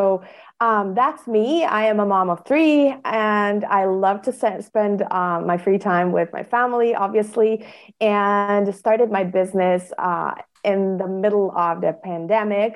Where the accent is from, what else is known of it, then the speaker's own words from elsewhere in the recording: Bosnia & Herzegovina; in my country, I come from Bosnia and Herzegovina, which is a small country in Europe